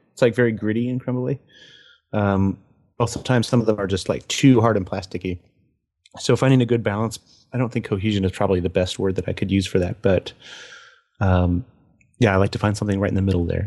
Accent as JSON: {"language": "English", "country": "United States", "said": "I'm an American"}